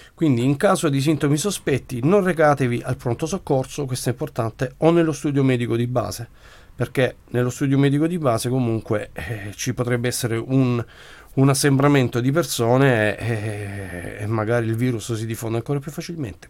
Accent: Brindisi, Apulia, Italy; come genitore, come pugliese, come brindisino e come italiano

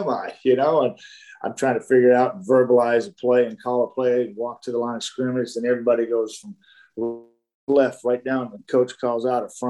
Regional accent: Dallas, Texas, United States; growing up in Dallas and playing in the mid 70s, high school football in the Dallas area

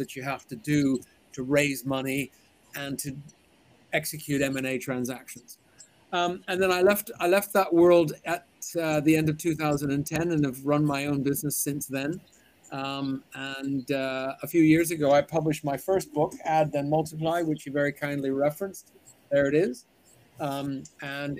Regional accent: Vancouver, British Columbia, Canada; moved away as an adult; also born or lived in Zurich, Switzerland; now in London, United Kingdom; I'm originally from Vancouver

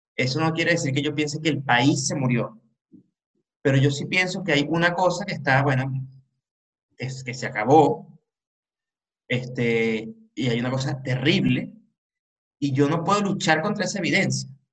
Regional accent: Caracas, Capital District, Venezuela; yo me siento caraqueño

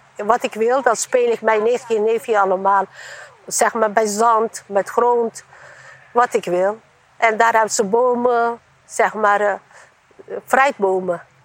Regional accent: Eastern Anatolia, Turkey; Dutch is a second language; now in Netherlands; Ik kom uit de Oost-Turkije. En wij hebben, toen ik klein waren, wij hebben grote gezinnen.

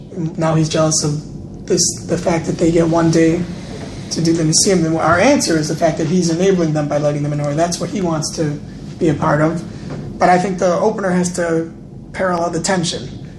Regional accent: Chicago, Illinois, United States; I'm from Chicago

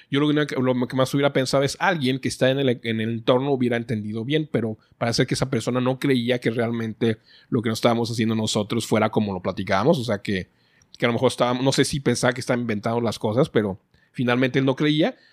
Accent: Guadalajara, Jalisco, Mexico; los mexicanos, creo que somos únicos mexicanos

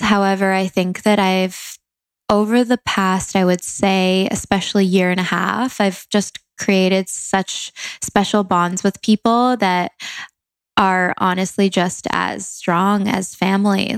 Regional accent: Langley, British Columbia, Canada; moved away as an adult; now in Los Angeles, United States; I'm from Langley, Canada, a small town, but moved to LA um, three

